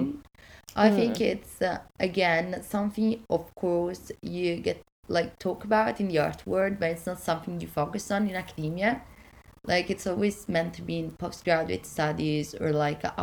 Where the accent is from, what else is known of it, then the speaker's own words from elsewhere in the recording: Italy; now in Wales, United Kingdom; I'm from Italy